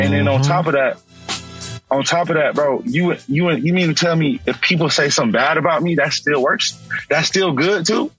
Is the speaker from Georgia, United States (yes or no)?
yes; Atlanta, Georgia, United States; I'm from Atlanta